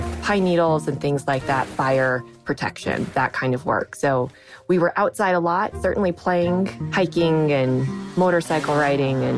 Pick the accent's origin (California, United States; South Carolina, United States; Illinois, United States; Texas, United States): California, United States; Sierra City; moved away; also born or lived in New York; I grew up in Northern California. My parents, when they were younger, decided to build a log cabin in the mountains near a town called Sierra City in Northern California. And so that's where I grew up